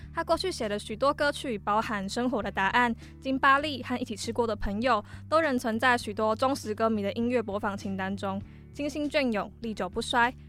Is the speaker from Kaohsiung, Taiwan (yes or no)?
yes; Kaohsiung, Taiwan; 身为高雄人的我，对当时十六岁的我来说，这首歌就是我的台北之歌，分享给大家。